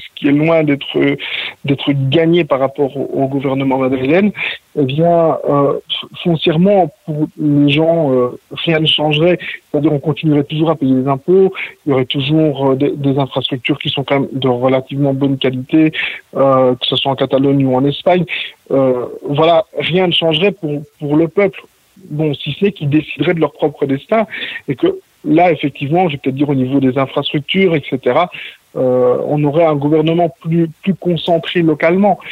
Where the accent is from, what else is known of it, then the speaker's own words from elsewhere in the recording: Belgium; now in Mont-roig del Camp, Spain; je suis belge d'origine